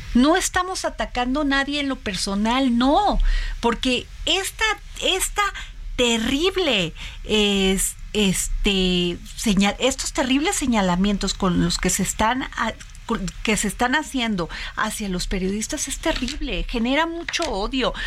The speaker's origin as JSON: {"language": "Spanish", "region": "Veracruz", "country": "Mexico", "said": "somos veracruzanos"}